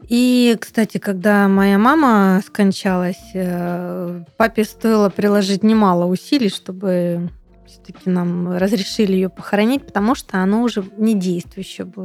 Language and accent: Russian; Temryuk, Krasnodar Krai, Russia; moved away